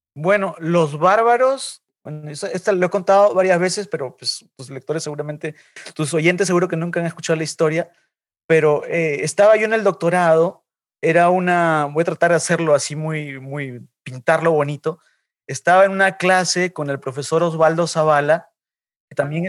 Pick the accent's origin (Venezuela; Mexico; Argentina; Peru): Peru; Lima; moved away as an adult; now in New York, United States; yo nací, yo nací en Lima, eh, pero vine a Nueva York cuando tenía 28 eh, años